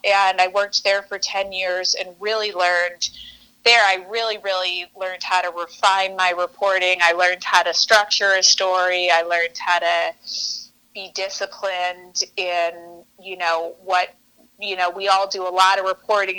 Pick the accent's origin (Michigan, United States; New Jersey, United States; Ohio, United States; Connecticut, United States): Michigan, United States; moved away as an adult; now in New York, United States; I grew up in Michigan